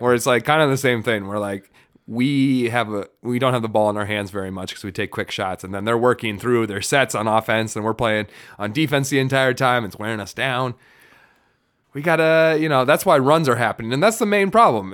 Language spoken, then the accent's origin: English; Farmington, Minnesota, United States; we grew up in Farmington